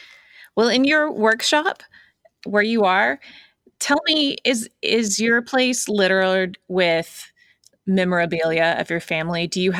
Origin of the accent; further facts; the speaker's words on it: United States; as an American